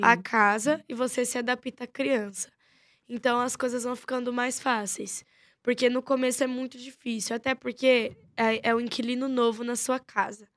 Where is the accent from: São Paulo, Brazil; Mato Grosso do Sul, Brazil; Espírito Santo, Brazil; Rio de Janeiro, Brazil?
São Paulo, Brazil; Nasci em São Paulo. Se eu não me engano, eu sou tão jaraguaense que devo ter nascido lá pros lados de Pirituba, Jaraguá e Taipas também